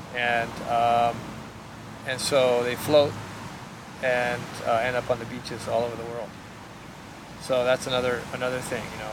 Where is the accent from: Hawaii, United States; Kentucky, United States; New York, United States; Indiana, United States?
Hawaii, United States; I was born in Hawaii